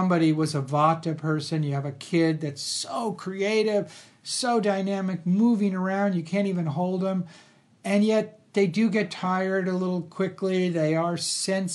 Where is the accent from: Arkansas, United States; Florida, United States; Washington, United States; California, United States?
California, United States; Los Angeles; I grew up in Los Angeles